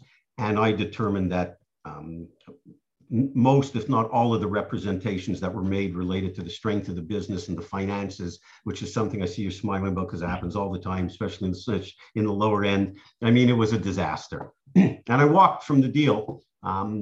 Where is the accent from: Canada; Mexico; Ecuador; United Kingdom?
Canada; Montreal, Quebec; moved away as an adult; now in Boca Raton, United States; I grew up in Montreal in Canada and lived there till I was 35